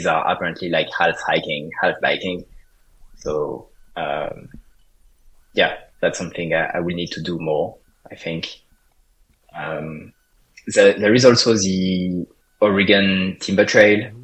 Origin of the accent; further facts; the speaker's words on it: France; English is a second language; moved away as an adult; also born or lived in Paris; now in Canada; I'm from France